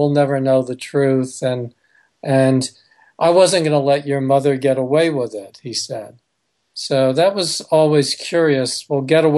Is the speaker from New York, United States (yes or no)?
yes; New York City, New York, United States; I was born, so I was raised in New York City